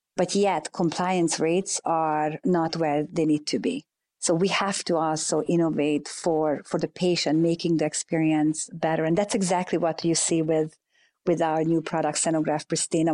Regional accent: Hungary; moved away as an adult; now in United States; growing up in Hungary

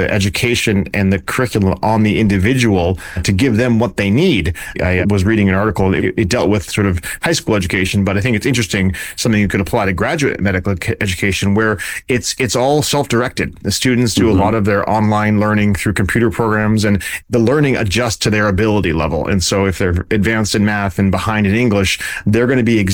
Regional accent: Vermont, United States; moved away as an adult; now in California, United States; I grew up in Vermont where it was, went to medical school in Vermont

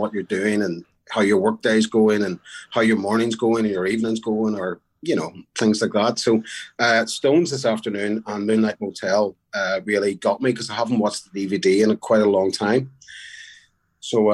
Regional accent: Belfast, Northern Ireland, United Kingdom; also born or lived in New Brunswick, New Jersey; I grew up in Belfast, Northern Ireland

